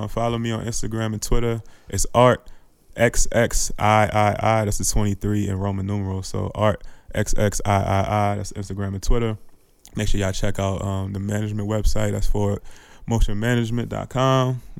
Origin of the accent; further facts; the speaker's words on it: Columbia, Maryland, United States; also born or lived in New York; I grew up in Columbia. So since I was like 12 years old.